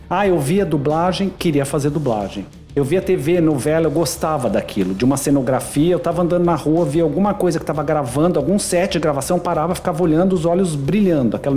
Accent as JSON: {"language": "Portuguese", "region": "São Paulo", "country": "Brazil", "tie": "born or raised there", "said": "Bom, eu sou nascido e criado em São Paulo, né? Minha família é do interior de Minas, de Ouro Fino, Minas Gerais, mas eu nasci e sou criado em São Paulo."}